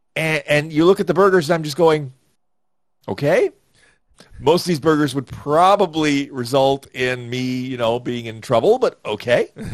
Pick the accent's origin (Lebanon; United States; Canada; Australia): Canada; Toronto, Ontario; I'm from Toronto